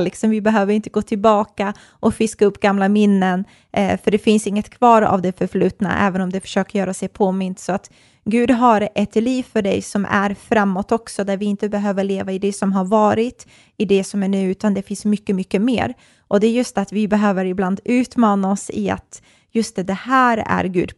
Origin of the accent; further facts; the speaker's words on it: Bosnia & Herzegovina; now in Sweden; jag är kroat och serb, eh, uppvuxen i Bosnien